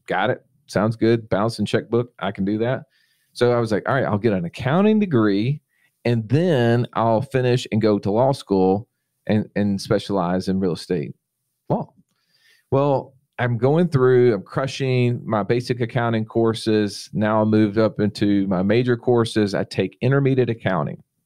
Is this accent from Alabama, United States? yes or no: yes; Montgomery, Alabama, United States; also born or lived in Phenix City, Alabama; my hometown, Montgomery, Alabama